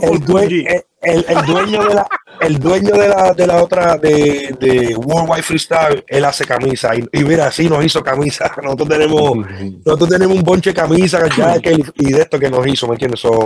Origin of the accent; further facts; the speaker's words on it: Puerto Rico; yo soy de Coupé y toda mi familia es de Caimito